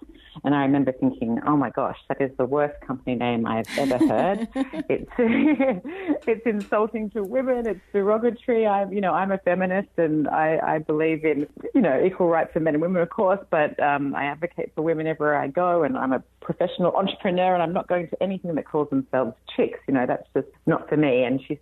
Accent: Australia; moved away as an adult; now in California, United States; you can probably tell from my accent that I'm not from here. I'm Australian originally and moved to California 5 years ago now.

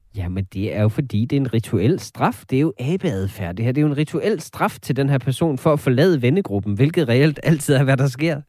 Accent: North Jutland, North Denmark Region, Denmark; nu er jeg jo også fra Nordjylland

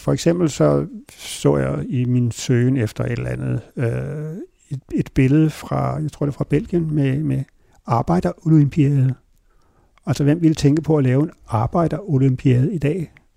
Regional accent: Hornbæk, Capital Region of Denmark, Denmark; also born or lived in Copenhagen / Virum; så jeg voksede op, og så altså hele min skoletid, der boede jeg i det hus, som min, min far boede i, indtil han døde, som lå klods op i Hornbæk Plantage

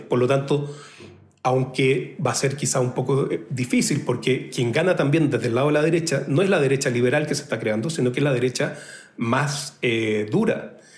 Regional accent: Chile; vengo del país bicampeón de América

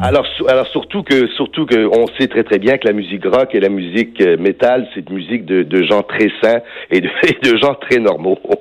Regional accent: Villemar, Quebec, Canada; je suis un gars de Villemar, mais malgré mon accent

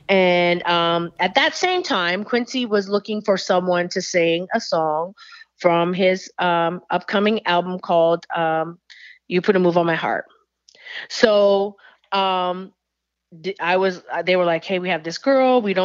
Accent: Canada; moved away; I'm from Canada

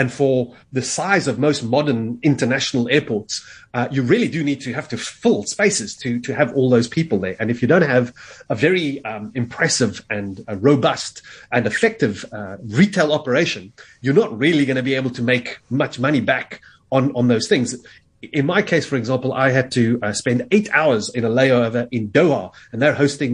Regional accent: South Africa; I happen to say South Africa

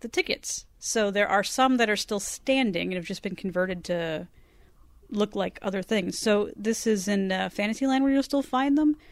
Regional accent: Southern California, United States; I grew up in Southern California here and went to Disneyland as a child

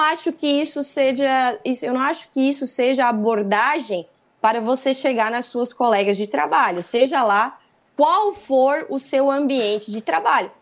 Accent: Santa Catarina, Brazil; Agora eu sou de Santa Catarina, né? Eu sou de Santa Catarina

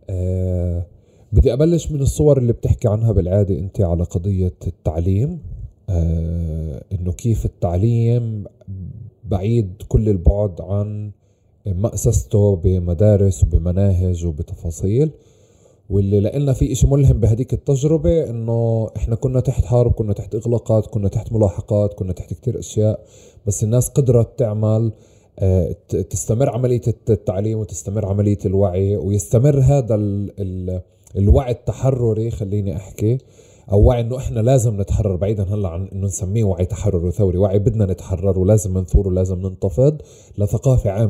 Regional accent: Palestine; ورا انه انا كوني فلسطيني آه، ورا انه ولدنا نحب فلسطين

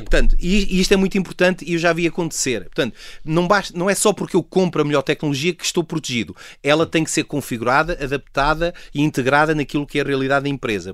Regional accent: Portugal; como cidadão, como português

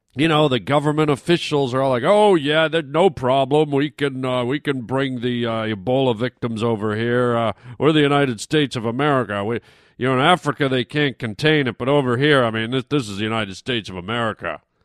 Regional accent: Canada; moved away; I grew I grew up in Canada

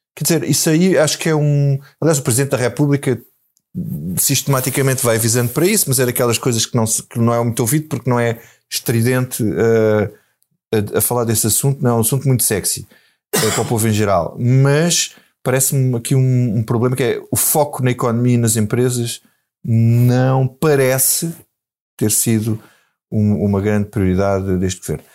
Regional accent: Grândola, Alentejo, Portugal; eu sou de Grândola

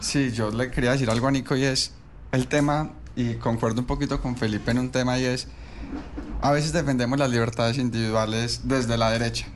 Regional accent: Colombia; nosotros como colombianos

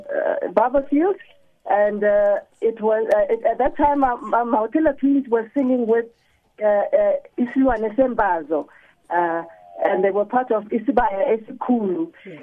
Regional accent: Zimbabwe; I grew up in Zimbabwe, and it was Rhodesia at that time.

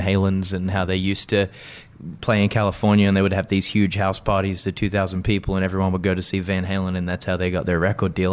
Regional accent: Sydney, New South Wales, Australia; moved away; also born or lived in United Kingdom; where I grew up in South Windsor, Sydney

